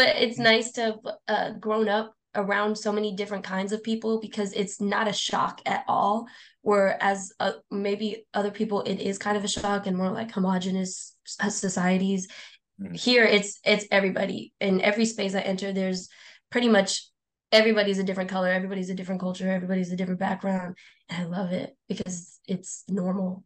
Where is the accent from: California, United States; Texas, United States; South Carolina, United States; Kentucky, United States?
California, United States; San Diego; also born or lived in Britain; I'm from San Diego and I haven't made it very far out. Like, I don't think I've never left.